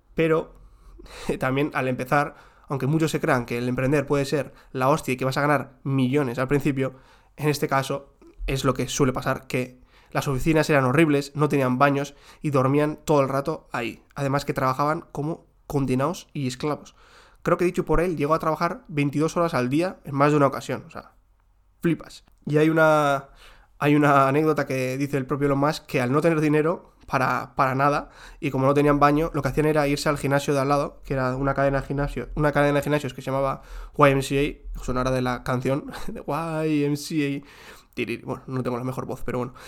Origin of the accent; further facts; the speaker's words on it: Spain; los que somos de España